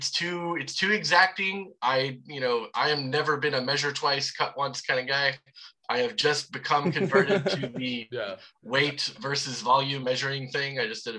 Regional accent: the South, United States; I am from the South.

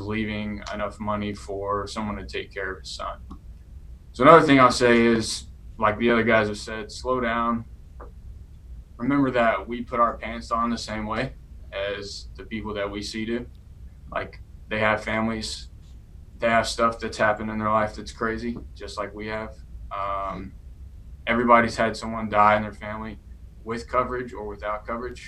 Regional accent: East Texas, United States; I grew up in East Texas

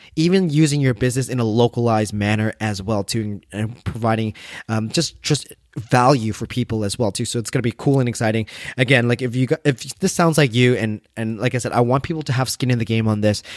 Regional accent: Canada; I'm Vietnamese Canadian

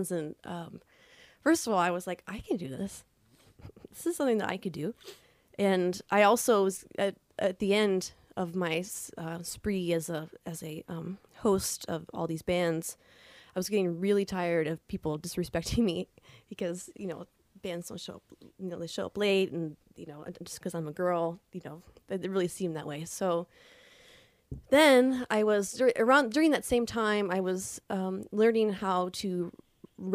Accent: Toledo, Ohio, United States; moved away; also born or lived in Bloomington, Indiana; I'm also a Toledo native. This is my hometown.

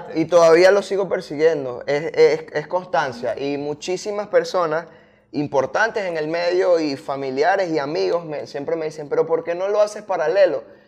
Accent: Puerto Ordaz, Bolívar, Venezuela; moved away as an adult; now in Caracas, Venezuela; yo soy de Puerto Ordaz, ah, ya hace como cuatro años vivo aquí en Caracas, pero yo soy de Puerto Ordaz

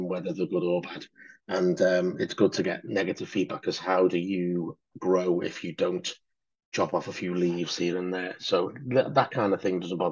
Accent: Liverpool, North West England, United Kingdom; I'm from Liverpool

